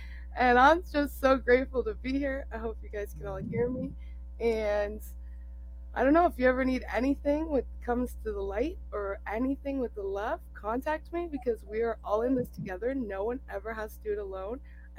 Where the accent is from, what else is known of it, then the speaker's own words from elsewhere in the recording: Niagara, Ontario, Canada; I'm from Niagara, Canada, in Ontario over here.